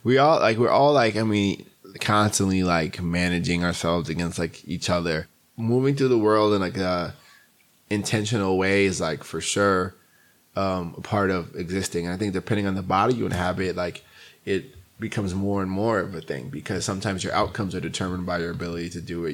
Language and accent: English; New York City, New York, United States; I grew up in Queens, New York